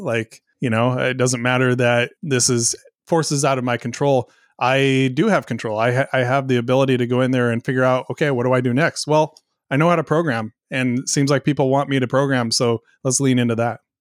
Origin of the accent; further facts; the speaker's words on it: coast of Oregon, United States; moved away; also born or lived in Southwest Washington; about an hour away from where I grew up in the coast of, of Oregon